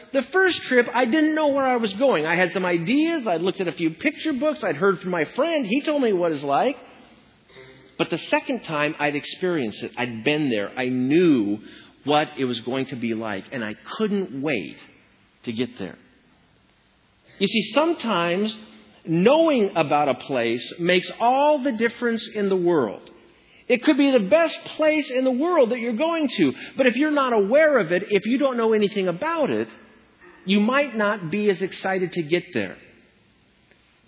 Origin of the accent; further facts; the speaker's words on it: Washington, United States; my home state of Washington